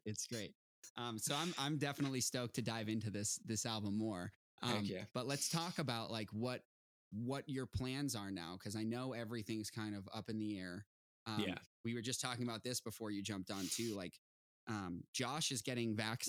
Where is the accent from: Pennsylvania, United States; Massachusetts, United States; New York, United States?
Massachusetts, United States; Boston; now in Los Angeles, United States; I'm from the East Coast. I'm from Boston